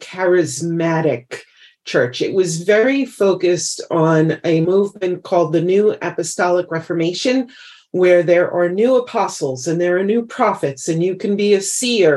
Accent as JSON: {"language": "English", "town": "New York City", "region": "New York", "country": "United States", "tie": "born or raised there", "moved": "as an adult", "lives_now": "Idaho, United States", "said": "We moved from New York City, where we both had grown up and were raised, and we moved to Idaho"}